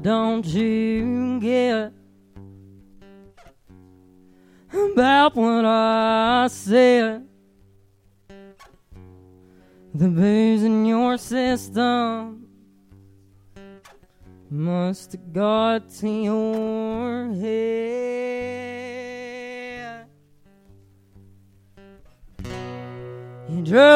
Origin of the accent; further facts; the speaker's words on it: Greenup County, Kentucky, United States; I'm from Greenup County, Kentucky